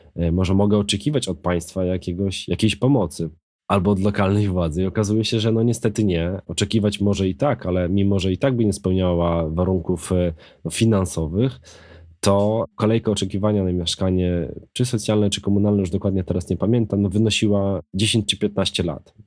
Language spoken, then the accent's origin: Polish; Krasnystaw, Lublin Voivodeship, Poland; moved away as an adult; now in Warsaw, Poland; Krasnystaw, który ma już teraz e, chyba 17 tysięcy, moje rodzinne miasto